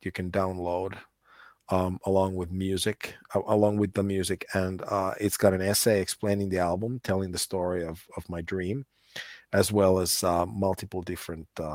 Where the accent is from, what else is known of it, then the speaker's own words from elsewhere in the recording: United States; I grew up in the States and my dad was very Finnish